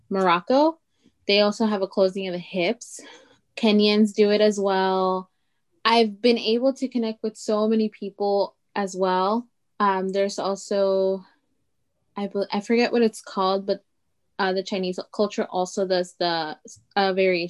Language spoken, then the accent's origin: English; Veracruz, Mexico; first language Totonac; English is a second language; moved away; also born or lived in Chicago; So I was born in Mexico, and we're from Veracruz. So we're from the East Coast. Our people are Totonaca. And that was actually my first language. Spanish was my second, and English was my third.